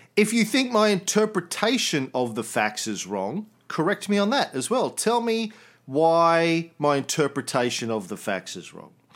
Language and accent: English; Australia